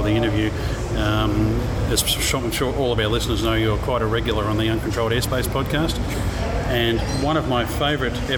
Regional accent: Australia; we're from Australia

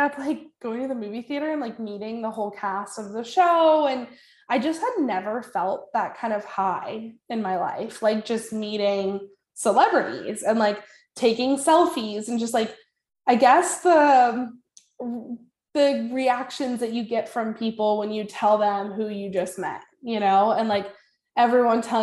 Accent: San Francisco Bay Area, California, United States; also born or lived in Boulder, Colorado; I'm from the Bay Area

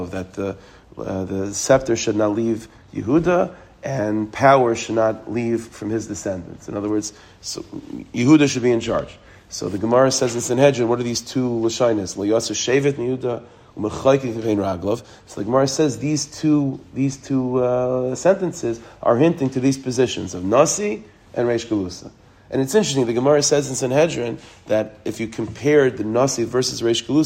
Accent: United States; We're American

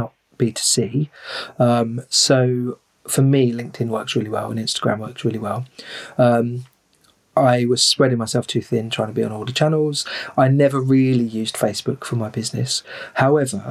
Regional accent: Rochester, South East England, United Kingdom; I'm from Rochester in Kent, which is the region is called Medway

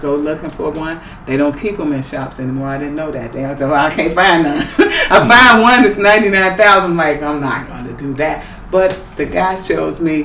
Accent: Chicago, Illinois, United States; I'm from Chicago, outside of Chicago

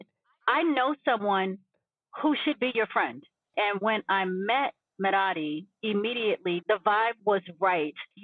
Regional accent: New York City, New York, United States; originally from Brooklyn, New York. And that's a part of my story

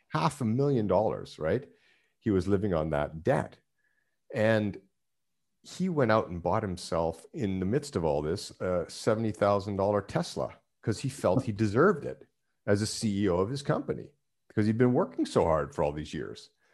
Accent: Canada; moved away; being Canadian, that's, that was the Canadian life

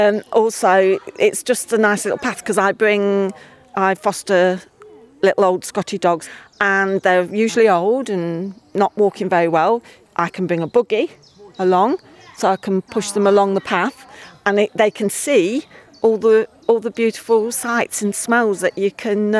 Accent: Leicester, East Midlands, United Kingdom

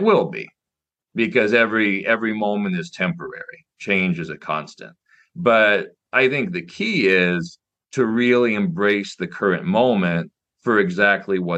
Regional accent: Nebraska, United States; I got into chess as a kid growing up in Nebraska

